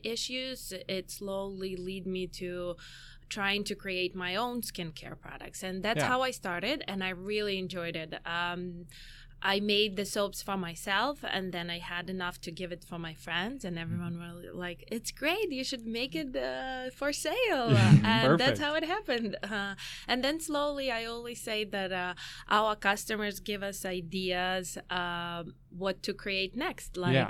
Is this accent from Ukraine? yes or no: yes; Ukraine; also born or lived in Chicago; now in United States; So, going from the beginning, I came from Ukraine about 15 years ago, me and my husband. So we've been here for 15 years. And we lived in Chicago for 8 years.